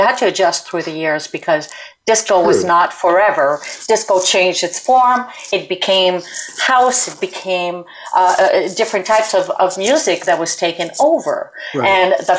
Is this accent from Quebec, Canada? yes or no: yes; suburb of Montreal, Quebec, Canada; English is a second language; I come from Montreal, suburb of Montreal, in a tiny little city, you know, like a little town